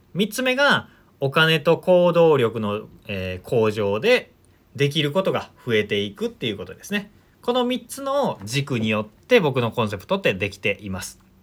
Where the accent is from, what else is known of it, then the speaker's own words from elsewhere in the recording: rural Shiga Prefecture, Japan; moved away; 僕、あの、滋賀県のすごく田舎出身なので